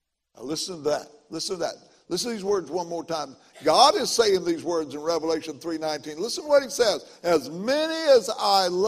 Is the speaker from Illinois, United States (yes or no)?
yes; McLeansboro, Illinois, United States; my hometown, McLeansboro, Illinois